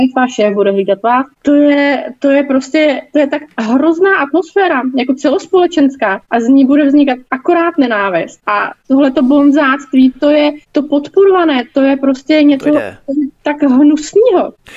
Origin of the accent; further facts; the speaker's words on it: Czechia; jako Češi a jako české firmy